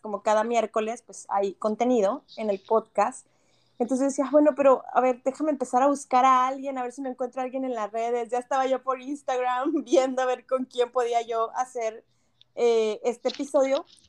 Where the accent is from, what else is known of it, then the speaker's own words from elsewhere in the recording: Monterrey, Nuevo León, Mexico; moved away as an adult; now in Canada; nosotros como regios